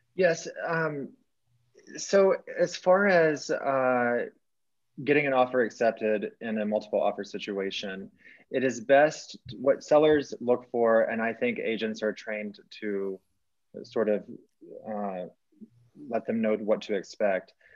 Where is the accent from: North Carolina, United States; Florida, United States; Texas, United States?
Texas, United States; moved away as an adult; now in Colorado, United States; I'm from, I grew up in Texas